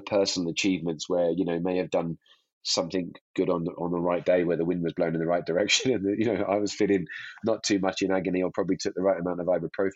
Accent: Hemel Hempstead, East of England, United Kingdom; now in Verbier, Switzerland; I'm a Brit, you know, from a background near in Hemel Hempstead that skied on a dry ski slope

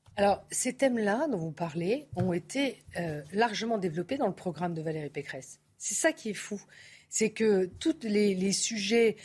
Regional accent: France; je suis française

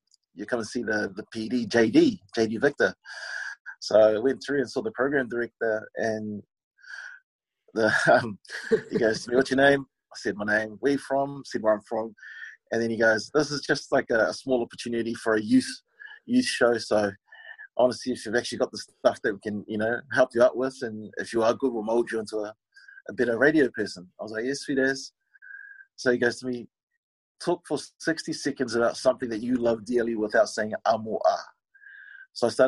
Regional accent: Samoa; now in New Zealand; I was born in New Zealand, but you know, did my schooling in Samoa

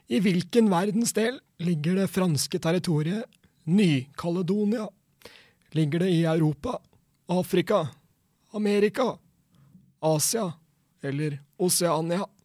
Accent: Fredrikstad, Østfold, Norway; now in Oslo, Norway; Jeg bor på Tåsen i Oslo, ja. er egentlig fra Fredrikstad.

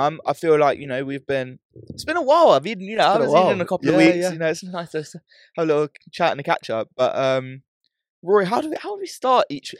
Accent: United Kingdom; we're from the UK.

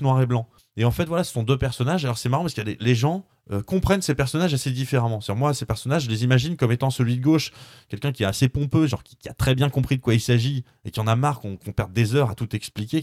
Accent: France; je suis un pur français franchouillard

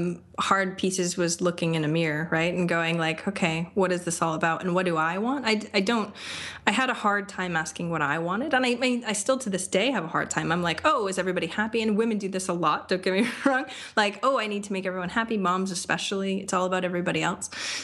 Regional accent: Maine, United States; moved away as an adult; now in Austin, United States; I love Maine. I grew up in Maine. I've lived in a bunch of different places.

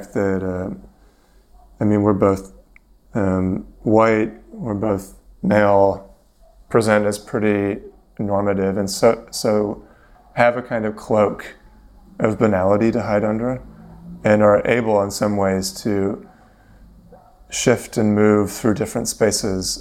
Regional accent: Vancouver, British Columbia, Canada; moved away as an adult; now in London, United Kingdom; I'm from Vancouver, moved to London 7 years ago

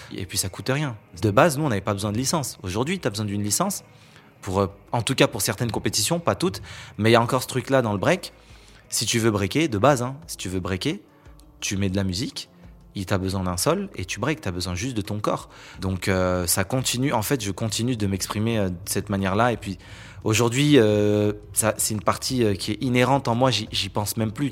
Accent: France; pour nous, en tant que Français, c'est historique

